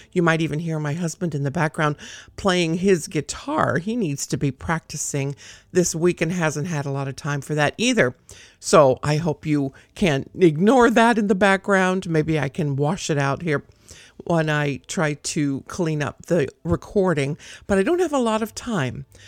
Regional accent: South Gate, California, United States; now in North Idaho, United States; I grew up down there

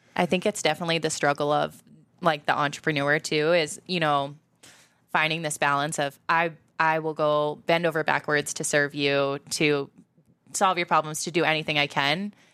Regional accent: Iowa, United States; as a Midwesterner, as, like, an Iowan

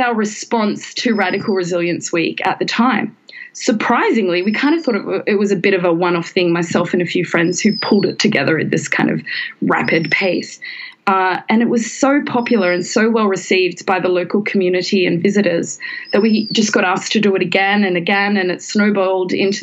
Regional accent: Australia; now in Hong Kong; as an Australian

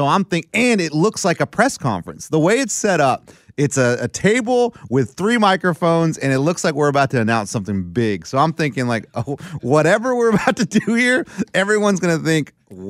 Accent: Wyoming, United States; I'm from Wyoming.

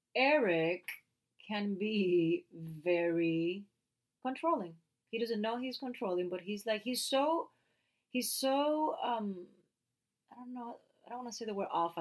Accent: Puerto Rico; first language Spanish; English is a second language; moved away as an adult; now in United States; i love my accent and i love being puerto rican

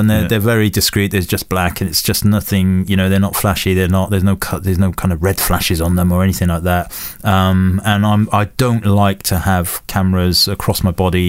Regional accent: Welsh, Wales, United Kingdom; I'm Welsh

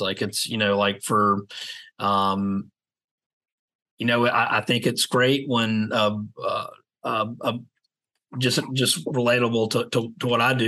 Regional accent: Savannah, Georgia, United States; now in Charleston, United States; I grew up in Savannah

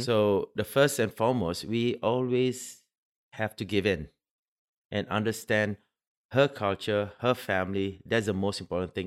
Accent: Singapore; now in United Arab Emirates; I'm Singaporean

